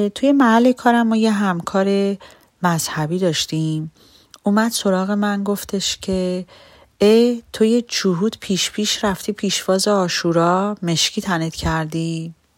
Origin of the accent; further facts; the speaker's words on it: Iran; من یک ایرانی یهودیم و توی ایران بزرگ شدم